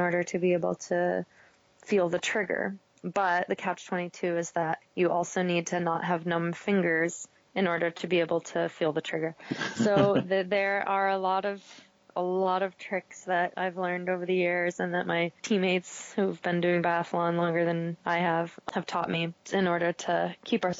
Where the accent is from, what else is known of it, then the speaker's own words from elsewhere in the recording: Maine, United States; moved away; also born or lived in Vermont; I grew up in Maine, and I was a runner and a cross-country skier